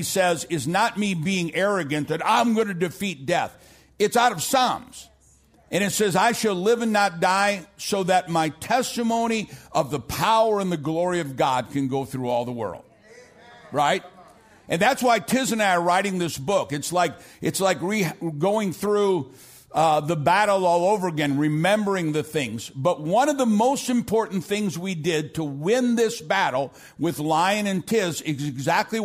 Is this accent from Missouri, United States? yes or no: yes; St. Louis, Missouri, United States; now in Dallas, United States; I'm from South St. Louis.